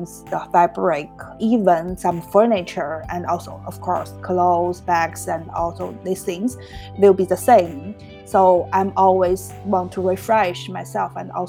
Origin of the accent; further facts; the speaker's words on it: Harbin, Heilongjiang, China; moved away as an adult; now in Prague, Czech Republic; It's in the northeast China. It's Harbin